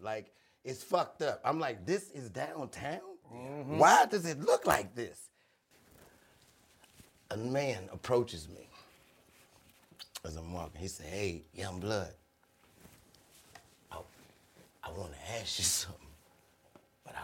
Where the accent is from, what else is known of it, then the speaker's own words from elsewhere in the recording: Chicago, Illinois, United States; now in Los Angeles, United States; I'm from Chicago